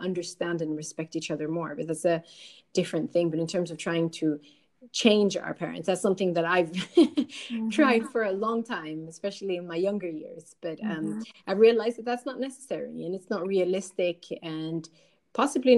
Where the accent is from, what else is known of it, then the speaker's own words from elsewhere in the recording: Sweden; I was born here in Sweden.